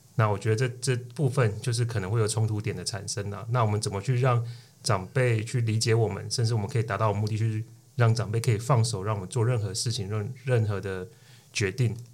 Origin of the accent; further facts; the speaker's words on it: Tainan, Taiwan; 我是来自于台南，那我目前在台南经营一间餐酒馆。那我们主要就是以台湾的特色文化作为我们餐酒馆的主轴